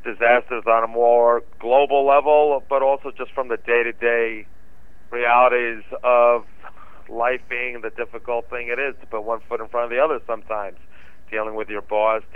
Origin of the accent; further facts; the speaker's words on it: New York, United States; moved away as an adult; now in Los Angeles, United States; as a kid and growing up in New York